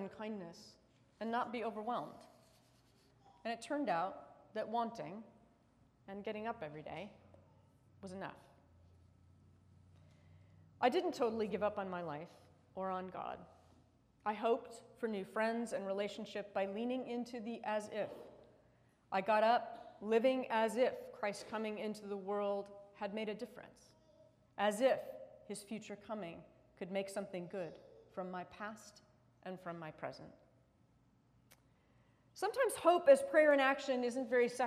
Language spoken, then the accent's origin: English; United States; as an American